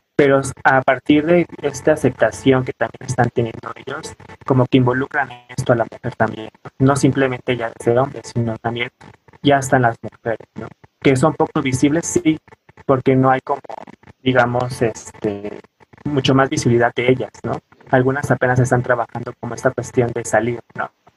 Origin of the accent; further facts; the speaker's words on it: Pinotepa Nacional, Oaxaca, Mexico; now in Mexico City, Mexico; yo realmente soy originario de Oaxaca, por la parte de la costa de Pinotipa Nacional